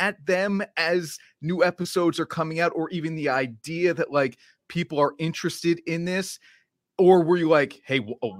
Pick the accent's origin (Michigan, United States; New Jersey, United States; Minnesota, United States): New Jersey, United States; Glen Rock; now in Albany, United States; As I said, I'm from New Jersey.